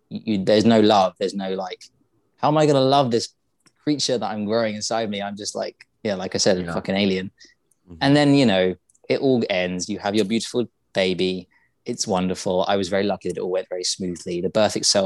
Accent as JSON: {"language": "English", "region": "England", "country": "United Kingdom", "said": "we're all English"}